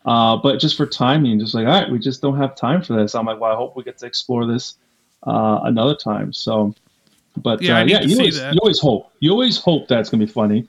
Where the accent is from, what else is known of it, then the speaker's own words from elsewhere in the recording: East Coast, United States; I'm from the East Coast. I lost 2 summers of my life because of Jaws.